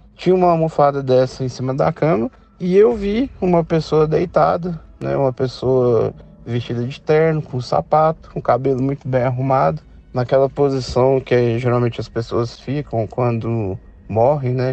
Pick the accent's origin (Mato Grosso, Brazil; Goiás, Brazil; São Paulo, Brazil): Goiás, Brazil; Goiânia; sou daqui de Goiânia